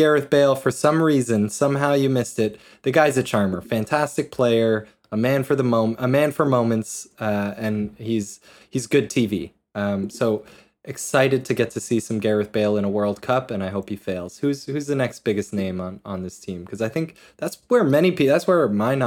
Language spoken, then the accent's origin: English; United States; as American soccer fans